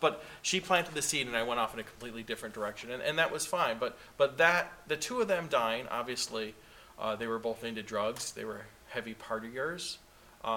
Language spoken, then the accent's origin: English; Rochester, New York, United States; we're from Rochester